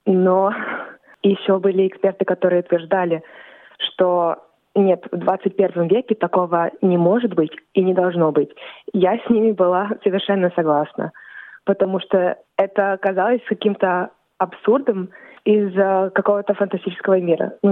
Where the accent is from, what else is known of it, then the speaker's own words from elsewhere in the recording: Australia; also born or lived in Volgograd, Russia; Я родилась в России, в городе Волгоград, но вскоре а моя семья переехала в Австралию